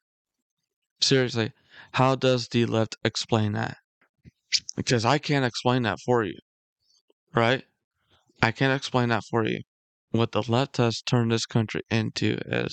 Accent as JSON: {"language": "English", "country": "United States", "said": "as a patriot and as an American."}